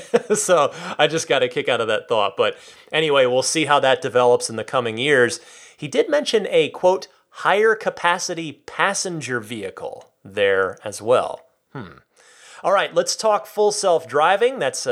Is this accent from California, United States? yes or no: yes; California, United States; also born or lived in San Francisco; I am super happy and really proud as a Californian.